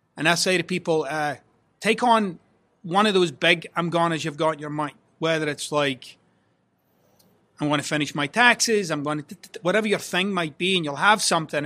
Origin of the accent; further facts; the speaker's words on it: Scotland, United Kingdom; I'm Scottish